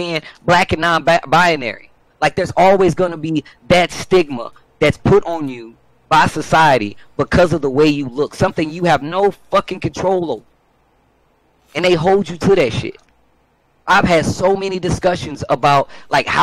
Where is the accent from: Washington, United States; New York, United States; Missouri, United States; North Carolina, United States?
Missouri, United States; St. Louis; moved away as an adult; now in California, United States; I come from St. Louis, Missouri